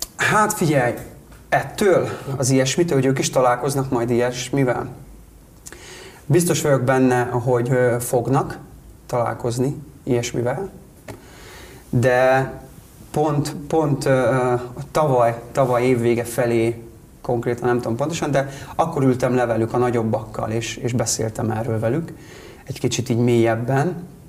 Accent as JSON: {"language": "Hungarian", "town": "Karancslapujtő", "region": "Nógrád", "country": "Hungary", "tie": "born or raised there", "also_born_or_lived": "Budapest", "lives_now": "Salgótarján, Hungary", "said": "ahol én felnőttem, Karancslapújtőn a faluba"}